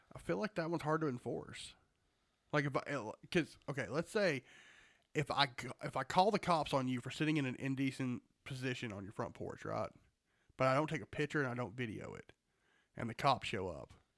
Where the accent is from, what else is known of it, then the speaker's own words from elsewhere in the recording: Georgia, United States; We're from Georgia.